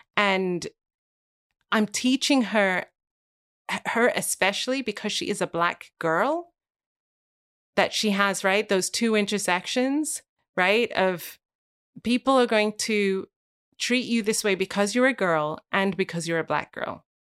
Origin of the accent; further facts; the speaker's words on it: Wales, United Kingdom; moved away; I never knew I was gonna live here when I was born and grew, grew, growing up in Wales.